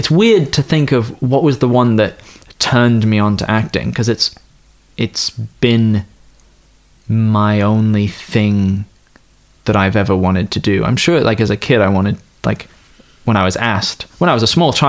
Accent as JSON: {"language": "English", "region": "East Coast", "country": "United States", "tie": "born or raised there", "also_born_or_lived": "United Kingdom", "said": "I was born in the United Kingdom and then spent most of my pubescent and prepubescent days in the United States, on the East Coast of the Americas, specifically Northern America."}